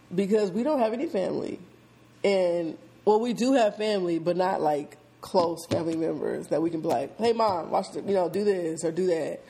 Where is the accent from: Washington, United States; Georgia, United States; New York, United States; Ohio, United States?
Washington, United States; Seattle; moved away as an adult; now in Atlanta, United States; I'm born and raised in Seattle, Washington